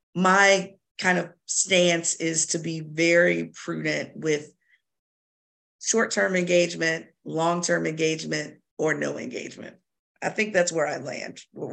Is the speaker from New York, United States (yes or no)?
no; Virginia, United States; We both were born and raised in Virginia, educated in Virginia, all Virginia schools.